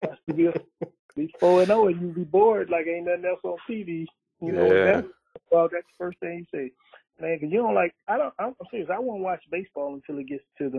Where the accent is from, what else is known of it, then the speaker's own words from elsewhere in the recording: Texas, United States; me growing up in Texas when we had a lot of basketball players that were better than the players that they were claiming were the best players in New York.